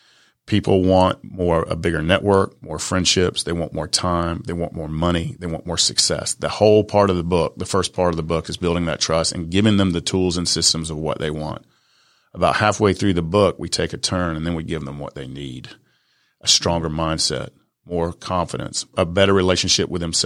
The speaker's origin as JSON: {"language": "English", "town": "Atlanta", "region": "Georgia", "country": "United States", "second_language": "English", "said": "I'm from the South Side of Atlanta, man. English is like my third language."}